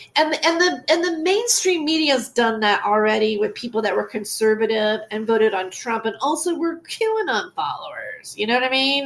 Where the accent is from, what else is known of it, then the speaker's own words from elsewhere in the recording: United States; I'm an American